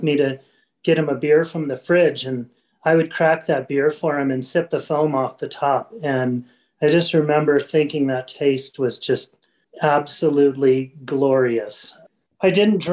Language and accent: English; Omaha, Nebraska, United States; moved away as an adult; also born or lived in Minnesota / Portland, Oregon; now in Bozeman, United States; I'm originally born and raised in Omaha, Nebraska, and college in Minnesota, and then lived in Portland, Oregon. About 12 years ago, I moved to Bozeman, Montana, where I live now.